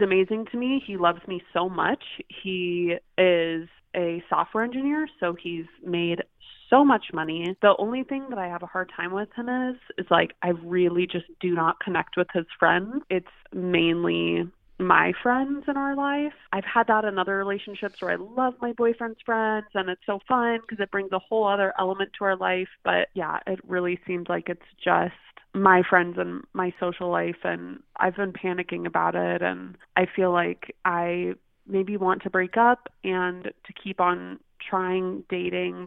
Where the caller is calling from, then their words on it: San Francisco, California, United States; I'm calling from San Francisco